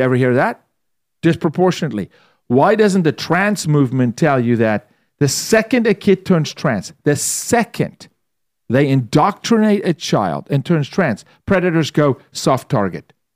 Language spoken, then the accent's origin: English; South Africa; moved away as an adult; also born or lived in Toronto, Canada; now in United States; I'm from South Africa. I lived through apartheid